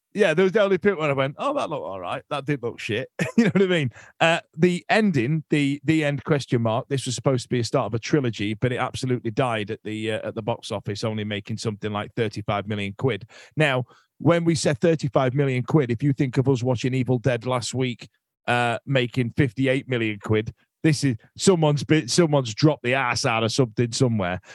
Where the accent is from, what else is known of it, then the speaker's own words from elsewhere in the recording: United Kingdom; us as British men